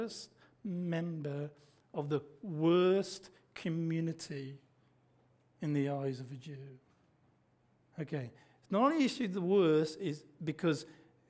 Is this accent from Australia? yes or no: yes; Australia; accent: Aussie; When I speak, it's obvious I'm an Aussie